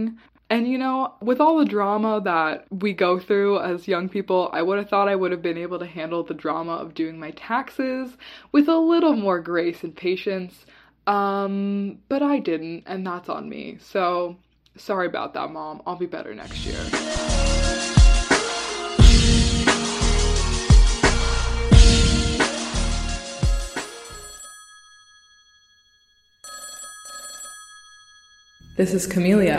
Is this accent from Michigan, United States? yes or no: no; Virginia, United States; now in Washington, D.C., United States; being from Virginia